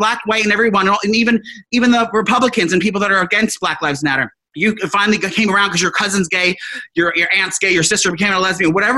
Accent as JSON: {"language": "English", "region": "New Jersey", "country": "United States", "tie": "born or raised there", "said": "these people I grew up with in New Jersey"}